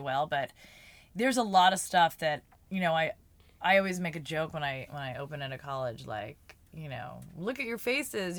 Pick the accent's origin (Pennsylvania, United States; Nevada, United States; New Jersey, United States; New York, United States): New Jersey, United States; moved away; I'm from Jersey